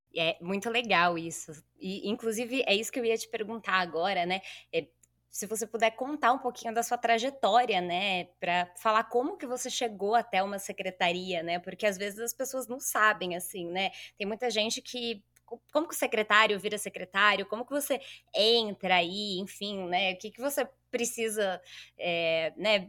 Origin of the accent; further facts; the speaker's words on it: São Bernardo do Campo, São Paulo, Brazil; eu sou de São Bernardo, nascida e criada